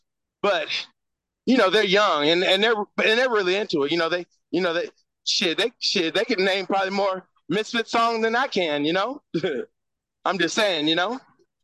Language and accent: English; Houston, Texas, United States; I grew up in Fifth Ward, especially during the 80s.